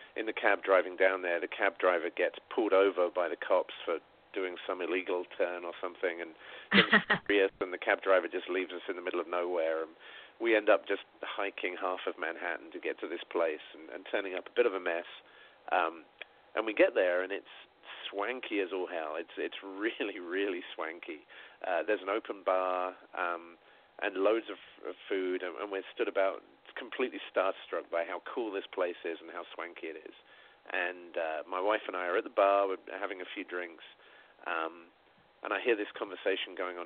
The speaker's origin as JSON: {"language": "English", "area": "Sussex", "region": "South East England", "country": "United Kingdom", "said": "I'm a kid from Sussex in England, right? I'm not even from a city"}